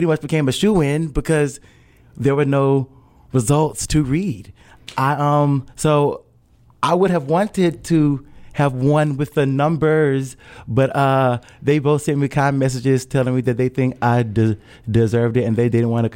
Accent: Hattiesburg, Mississippi, United States; moved away as an adult; now in Louisville, United States; me being born and raised in Hattiesburg and being in Louisville, Kentucky

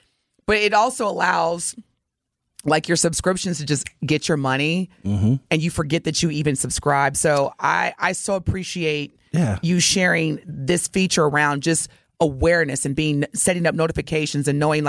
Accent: Southern Indiana, United States; I'm from Southern Indiana

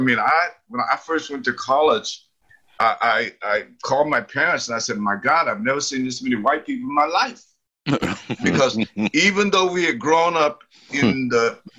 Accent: Lynch, Kentucky, United States; now in Houston, United States; my hometown in Harlan County, Kentucky, was a corporate entity owned totally by the largest company in the United States at the time, was United States Steel.

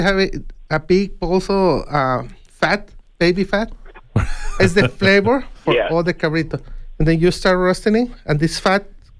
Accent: Mexico; born or raised there; now in Tucson, United States

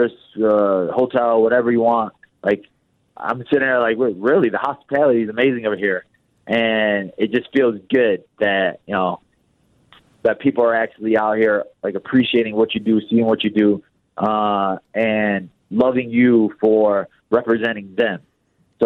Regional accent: Chicago, Illinois, United States; I'm from Chicago

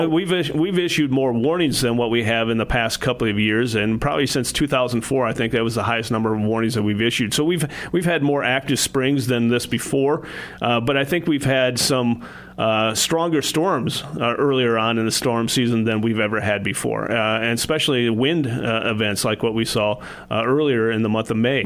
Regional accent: Adrian, Minnesota, United States; also born or lived in Wisconsin; I grew up in Adrian, Minnesota.

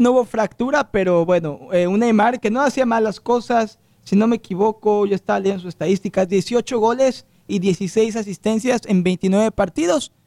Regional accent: Mexico; yo soy mexicano

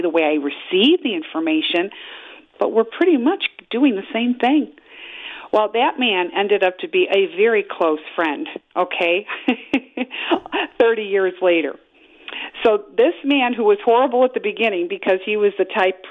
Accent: Chicago, Illinois, United States; I was raised in Chicago my whole life

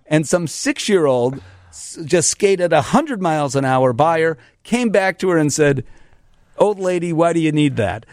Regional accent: Chicago, Illinois, United States; I'm from Chicago

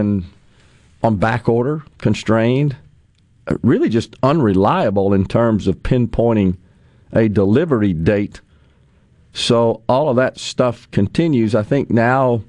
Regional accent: Ridgeland, Mississippi, United States; Ridgeland, my hometown

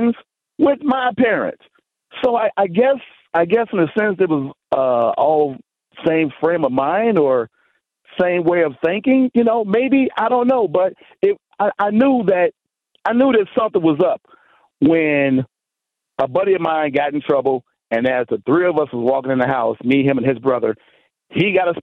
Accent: Chicago, Illinois, United States; I was raised in Chicago. I was raised in the inner city of Chicago

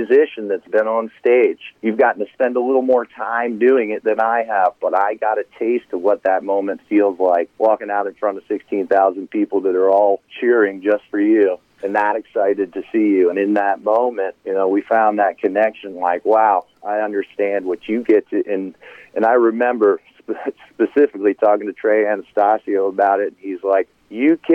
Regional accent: Harrisburg, Pennsylvania, United States; I'm from Harrisburg, Pennsylvania.

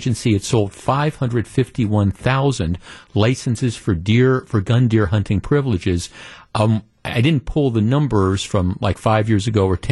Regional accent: Wisconsin, United States; growing up in Wisconsin, living here almost all my life

